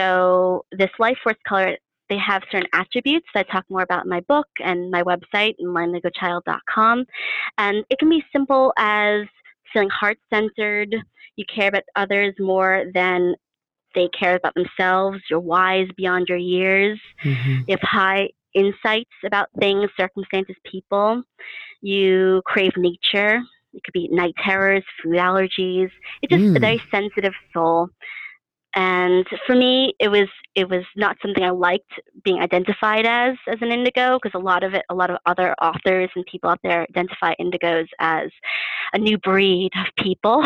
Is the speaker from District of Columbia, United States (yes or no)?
no; New York City, New York, United States; I grew up in New York City.